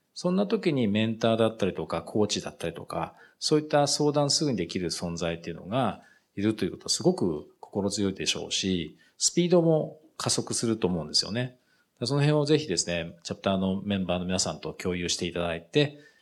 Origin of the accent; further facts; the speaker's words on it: Japan; moved away as an adult; also born or lived in United Kingdom; 自分の国なんですけど